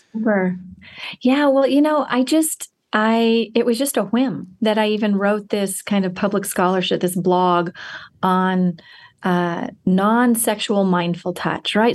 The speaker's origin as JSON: {"language": "English", "country": "United States"}